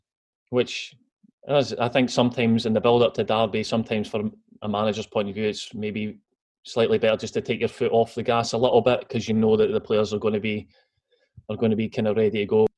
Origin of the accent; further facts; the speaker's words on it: Arbroath, Scotland, United Kingdom; growing up in Arbroath, I used to go and watch Arbroath play